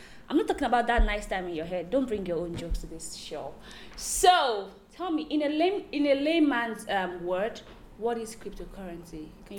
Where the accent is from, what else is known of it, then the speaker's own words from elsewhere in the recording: Nigeria; I'm a Nigerian lady